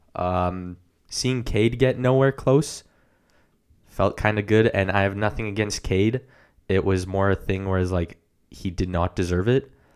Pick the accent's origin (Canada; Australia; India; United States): Canada; We're Canadian